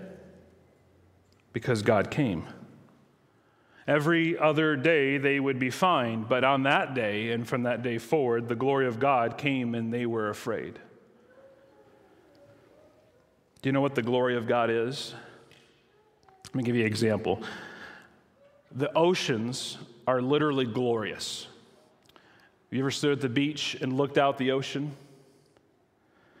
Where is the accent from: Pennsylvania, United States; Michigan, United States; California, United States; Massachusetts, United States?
Michigan, United States; I grew up in Michigan